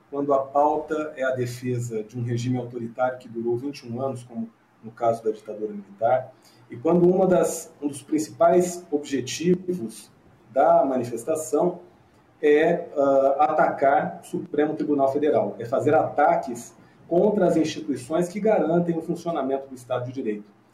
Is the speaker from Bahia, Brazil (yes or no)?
no; interior of São Paulo, Brazil; also born or lived in Rio Grande do Sul; sou aqui de São Paulo, interior de São Paulo